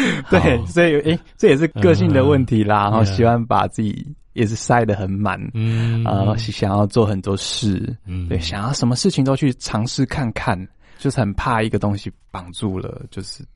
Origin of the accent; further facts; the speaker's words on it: Taitung, Taitung County, Taiwan; now in Taipei, Taiwan; 我的老家在台东。